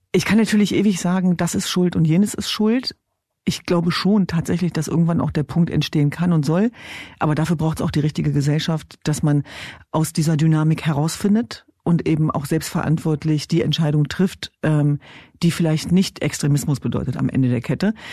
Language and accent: German; Diyarbakır Province, Turkey; now in Germany; beispielsweise meine Heimatregion Diyarbakir.